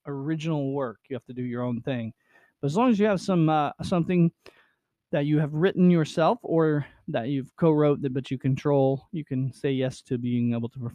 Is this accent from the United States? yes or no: yes; United States; my hometown of Nevada